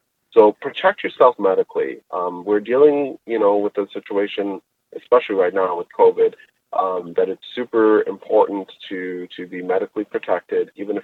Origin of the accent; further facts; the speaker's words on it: Canada; I'm a Canadian and I do travel to US quite a bit